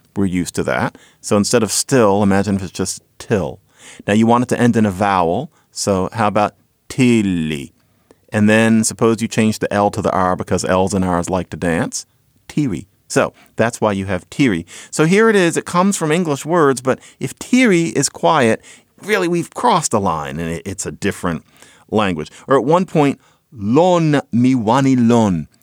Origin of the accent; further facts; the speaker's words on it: Philadelphia, Pennsylvania, United States; I grew up in Philadelphia, so I heard this all the time